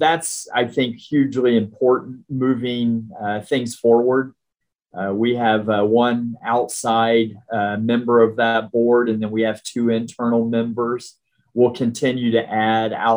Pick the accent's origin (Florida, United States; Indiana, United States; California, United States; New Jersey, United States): Indiana, United States; Richmond; also born or lived in Evansville, Indiana / Hendricks County, Indiana; I'm an Indiana guy at heart. I'm from Richmond originally, went to school at University of Evansville, lived in Hendricks County for over 35 years